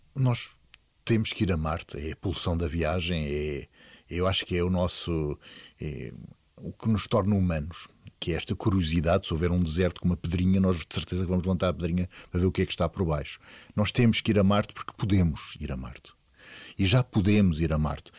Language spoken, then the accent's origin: Portuguese; Portugal; nós, como portugueses